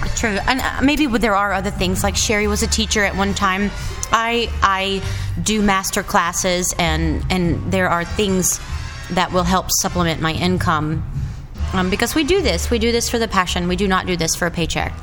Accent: North Carolina, United States; I'm really from North Carolina

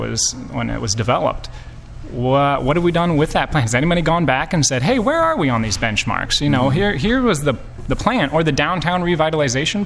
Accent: Davenport, Iowa, United States; moved away as an adult; now in Rock Island, United States; I grew up in Davenport. I lived my whole life in Davenport.

